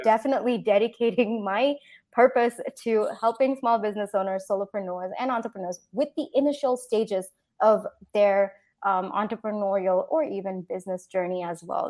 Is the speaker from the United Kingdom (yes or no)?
no; Singapore; moved away as an adult; also born or lived in India; now in United States; I grew up in Singapore, and then I did my engineering in India